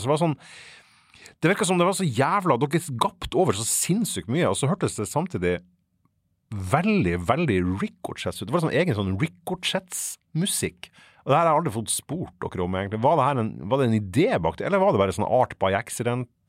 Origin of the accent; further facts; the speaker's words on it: Fauske, Nordland, Norway; Fauske, der jeg er fra